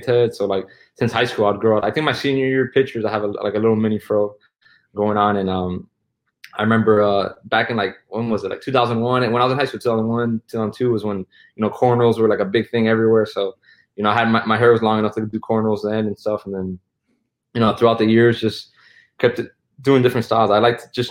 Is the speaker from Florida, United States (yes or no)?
yes; Miami, Florida, United States; growing up in Miami